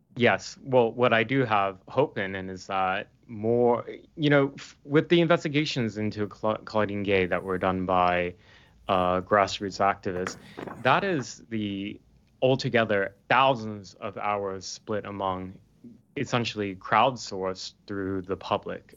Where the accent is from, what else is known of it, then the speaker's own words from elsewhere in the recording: Portland, Oregon, United States; moved away as an adult; now in United Kingdom; I'm based in the U K now, um, but I'm from Portland, Oregon